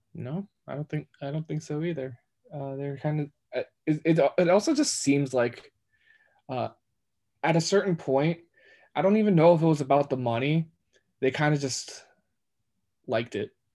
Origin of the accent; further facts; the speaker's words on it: New York, United States; I'm a New Yorker. I've been in New York my entire life